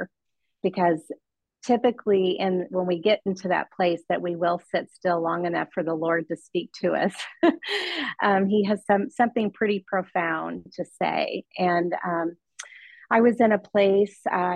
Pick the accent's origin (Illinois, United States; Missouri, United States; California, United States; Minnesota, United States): Missouri, United States; Kansas City; moved away as an adult; now in Washington State, United States; we moved here from Kansas City, Missouri, where both my husband and I grew up all of our lives